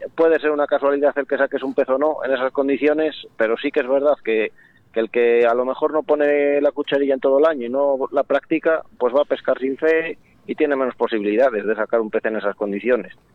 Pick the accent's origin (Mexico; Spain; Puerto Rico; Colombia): Spain; Castile and León; aquí en el Órbigo, de donde, de donde soy yo, vamos, de León